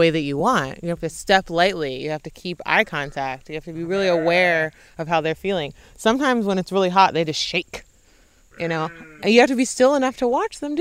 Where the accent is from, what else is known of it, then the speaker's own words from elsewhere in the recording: Knoxville, Tennessee, United States; I'm from Knoxville, Tennessee